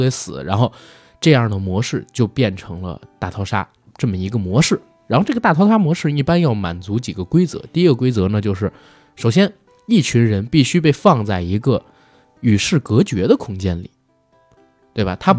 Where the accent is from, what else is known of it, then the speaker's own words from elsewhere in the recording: China; 不对，因为我们是中国人。